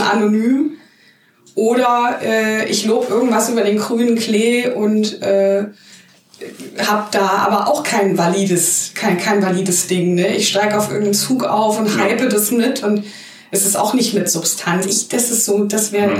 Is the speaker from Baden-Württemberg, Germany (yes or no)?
no; Hanau, Hesse, Germany; now in Mainz, Germany; ich komme nicht aus Mannheim. Ich bin gebürtig aus Hanau.